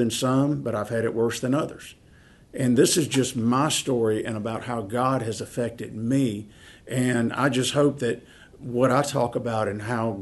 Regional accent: Mississippi, United States; moved away; I'm from a very small town in Mississippi, and that's where my wife and I are both from

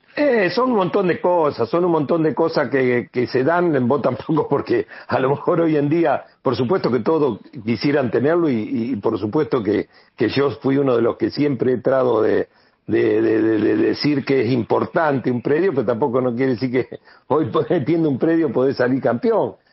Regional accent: Santa Fe, Argentina; yo salí de acá, de esta ciudad, yo salí de la Liga Santafesina de Fútbol

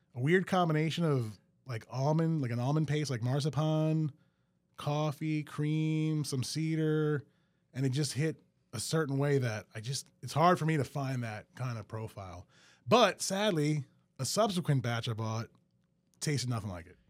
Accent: Metairie, Louisiana, United States; also born or lived in New Orleans; I grew up in Metairie, but yeah, uh, went to school in New Orleans

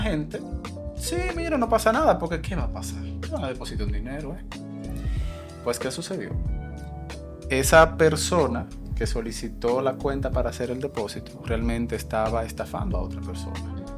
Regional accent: Dominican Republic; Nosotros como dominicanos somos muy amables, muy hospitalarios y nos gusta ayudar

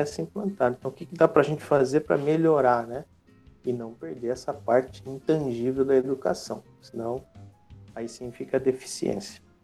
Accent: Rio Claro, São Paulo, Brazil; moved away as an adult; now in Itatiba, Brazil; eu sou de Rio Claro, né, interior de São Paulo, moro atualmente em Itatiba

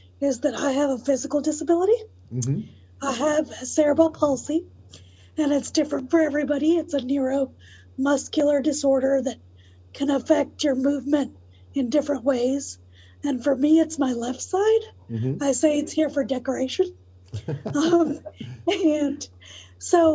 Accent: Atlanta, Georgia, United States; also born or lived in New York; I was born there and then we moved to Atlanta when I was one. So I claim Atlanta, not New York.

